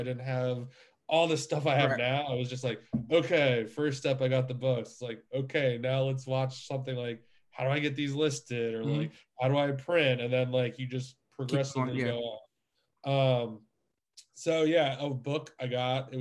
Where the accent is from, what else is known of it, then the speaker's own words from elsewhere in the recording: New York, United States; now in Pennsylvania, United States; I'm originally from New York. I live in Pennsylvania now